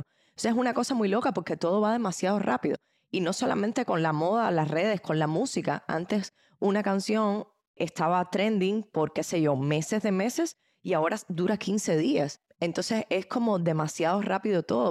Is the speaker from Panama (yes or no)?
no; Cuba; now in United States; en mi país, que es un país extremadamente pobre, digamos, Cuba, que es de donde vengo